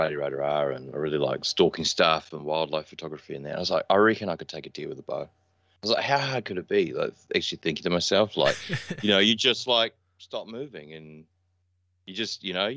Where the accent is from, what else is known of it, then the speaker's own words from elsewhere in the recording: Auckland, New Zealand; also born or lived in Gold Coast, Queensland, Australia; Auckland. So Auckland, New Zealand. Born in Auckland and then grew up on the north side.